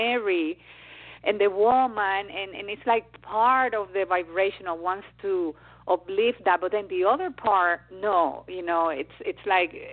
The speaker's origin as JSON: {"language": "English", "country": "Dominican Republic", "said": "I come from the Dominican Republic"}